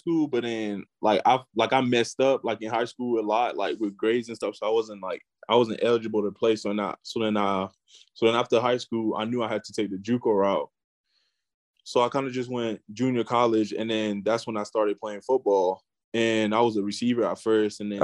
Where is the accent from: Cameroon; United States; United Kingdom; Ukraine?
Cameroon; moved away; growing up, you know, being from Cameroon, like this, the first thing everybody plays is soccer. So I kind of just played soccer growing up